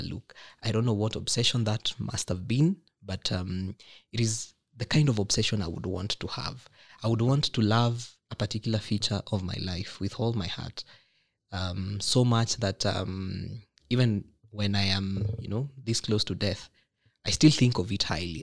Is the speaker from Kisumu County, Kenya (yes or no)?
no; Nakuru, Nakuru County, Kenya; from my hometown, pale Nakuru